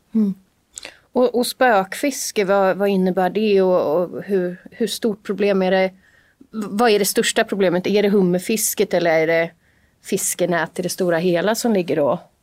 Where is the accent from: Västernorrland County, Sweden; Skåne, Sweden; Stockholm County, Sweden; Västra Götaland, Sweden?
Stockholm County, Sweden; Haninge; Jag är ju då från Jordbro, en ganska tafflig förort till Stockholm.